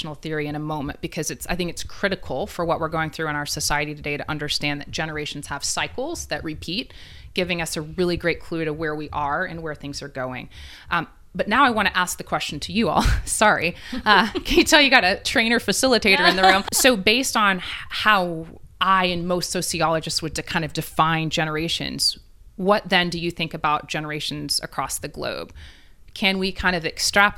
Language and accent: English; East Tennessee, United States; now in Middle Tennessee, United States; I'm from East Tennessee, right? And the experience I had growing up there is different than even living in Middle Tennessee now.